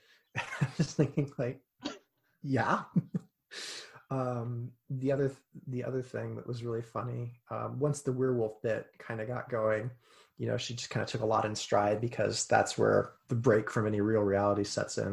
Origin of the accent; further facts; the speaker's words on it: United States; as an American